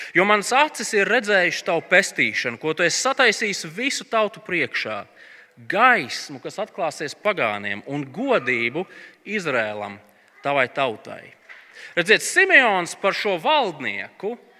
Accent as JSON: {"language": "Latvian", "country": "Latvia", "said": "mēs esam latvieši"}